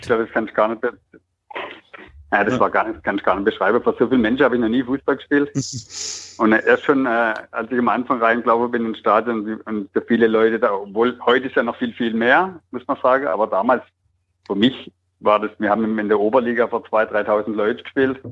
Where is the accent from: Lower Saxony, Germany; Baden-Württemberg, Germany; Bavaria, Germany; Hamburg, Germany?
Baden-Württemberg, Germany; Oberderdingen; also born or lived in Bretten; ich bin in Bretten geboren und bin in Oberdetting aufgewachsen, habe da bis 17 gespielt